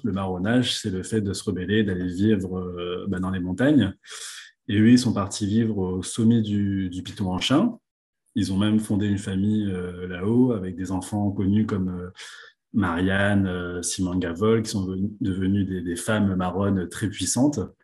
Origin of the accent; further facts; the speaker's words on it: La Possession, Réunion; moved away as an adult; also born or lived in Le Port, Réunion / Paris, France; je suis né au port, à La Réunion. j'ai grandi à la possession